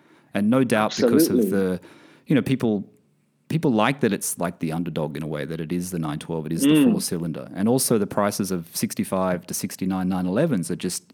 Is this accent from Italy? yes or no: no; Australia; also born or lived in London; now in Bahrain; I'm from Australia originally, and I have my 911s in Australia with our apartment in Australia. So I live in Bahrain